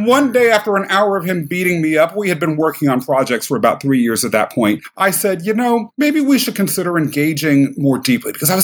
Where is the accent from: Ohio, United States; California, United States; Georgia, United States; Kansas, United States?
Kansas, United States; moved away as an adult; also born or lived in London, England; now in New York City, United States; I was born in London, England, adopted by a factory worker and a civil servant who raised me in Kansas, of all places